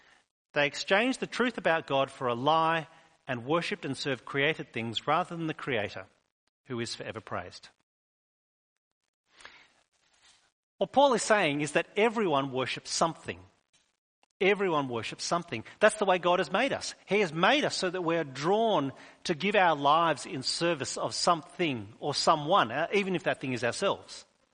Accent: New South Wales, Australia; moved away; We moved here from New South Wales a number of years ago. When people find out that we're from New South Wales, they still remind us we're all free settlers here.

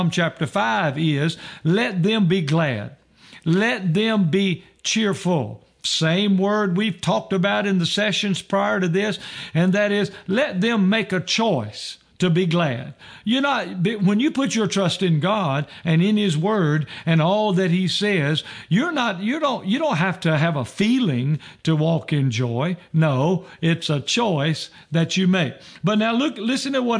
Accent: Roxboro, North Carolina, United States; when I was growing up, I grew up in Roxboro, North Carolina

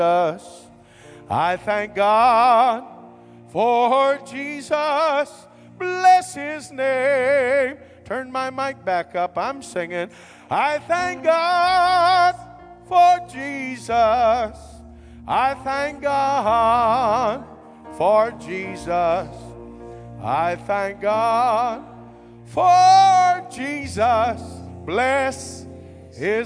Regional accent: West Virginia, United States; I'm from West Virginia

